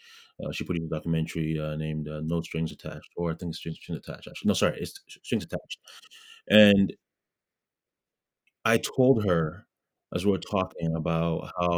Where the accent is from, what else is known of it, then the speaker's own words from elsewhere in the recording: Ghana; especially as, you know, Ghanaians, you know, being a Ghanaian, we are very giving, we're very supportive